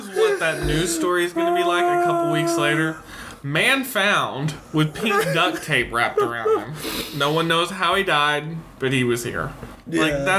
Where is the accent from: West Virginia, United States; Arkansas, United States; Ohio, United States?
Arkansas, United States